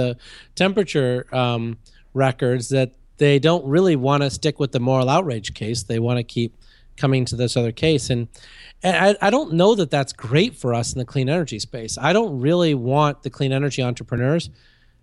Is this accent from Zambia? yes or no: no; India; moved away; I was born in India.